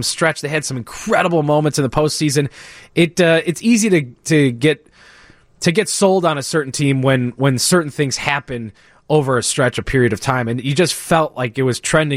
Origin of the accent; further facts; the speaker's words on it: Northwest suburbs of Chicago, Illinois, United States; I grew up in the Northwest suburbs, still live out there